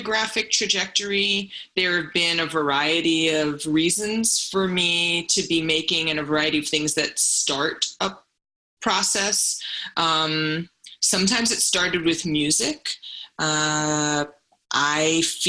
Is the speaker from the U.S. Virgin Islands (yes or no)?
yes; St. Croix, U.S. Virgin Islands; now in New York, United States; I'm from St. Croix, which is a U.S. Virgin Island in the Caribbean, and parading and performance culture and dance is so much a part of the fabric of cultural life there. So I feel like I was brought up in a performative culture